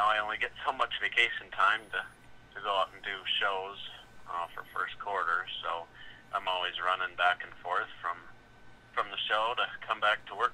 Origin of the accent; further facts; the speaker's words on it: Rockford, Illinois, United States; here in Rockford at my hometown show at the Metro Center